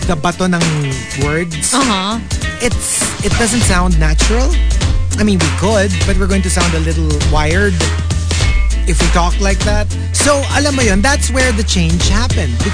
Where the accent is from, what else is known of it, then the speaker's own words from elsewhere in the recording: Philippines; Na-upset siya na Pinoy ako.